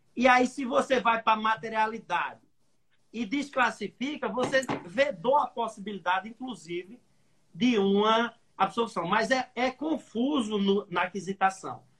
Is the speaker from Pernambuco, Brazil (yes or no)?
yes; Pernambuco, Brazil; now in Recife, Brazil; Eu sou aqui do Nordeste, Sou de uma cidadezinha bem pequenininha, 20 mil habitantes aqui no interior de Pernambuco. Vim estudar na capital e por aqui fiquei